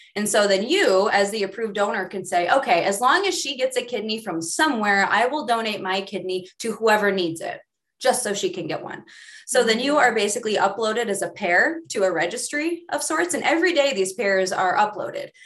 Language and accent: English; Midwest, United States; I grew up in the Midwest